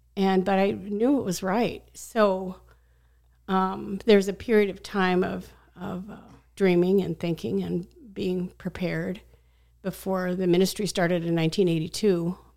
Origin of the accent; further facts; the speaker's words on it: Scottsdale, Arizona, United States; I was a kid from Scottsdale.